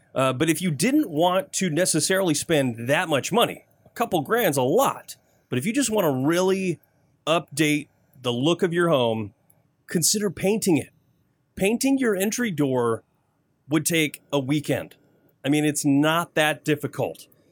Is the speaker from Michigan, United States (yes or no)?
yes; Flint, Michigan, United States; also born or lived in Davison, Michigan; I grew up in Flint, born and raised